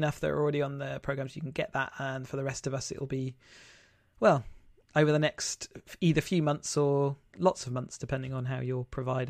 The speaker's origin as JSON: {"language": "English", "region": "England", "country": "United Kingdom", "said": "I'm just being too English."}